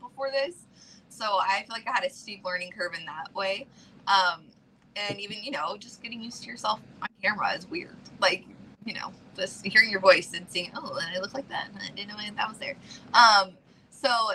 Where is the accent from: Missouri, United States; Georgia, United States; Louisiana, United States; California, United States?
Georgia, United States; I'm originally from Georgia, like, very poor